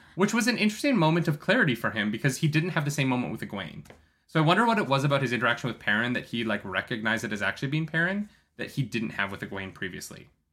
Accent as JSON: {"language": "English", "country": "Canada", "said": "I'm Canadian"}